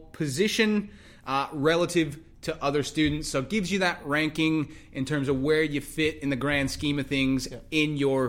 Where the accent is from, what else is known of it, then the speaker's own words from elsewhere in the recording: Texas, United States; moved away as an adult; now in Australia; I'm not American, I'm Texan.